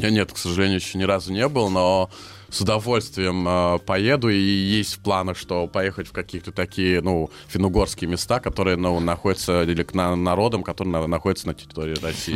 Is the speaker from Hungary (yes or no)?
yes; Hungary; first language Hungarian; Russian is a second language; also born or lived in Leningrad, Russia; в детстве меня увезли в Венгрию, и я там вырос